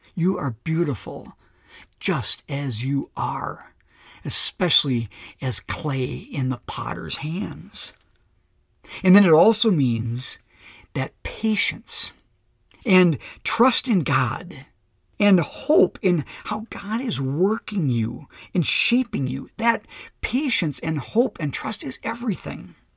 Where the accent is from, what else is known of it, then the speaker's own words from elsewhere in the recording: Minnesota, United States; also born or lived in Lakeville, Minnesota; being a Minnesotan and living in this great, beautiful part of the country